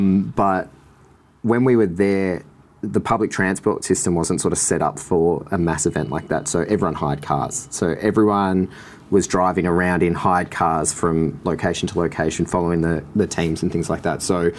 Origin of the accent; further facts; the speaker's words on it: Sorrento, Victoria, Australia; I grew up in Sorrento my whole life, every summer. Love the water, love drawing